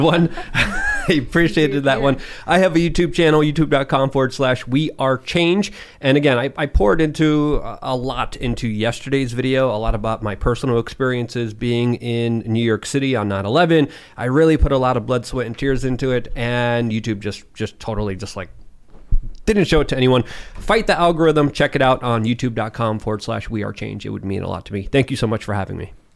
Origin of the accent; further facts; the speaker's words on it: Poland; English is a second language; moved away; also born or lived in New Hampshire; I was born and raised in Poland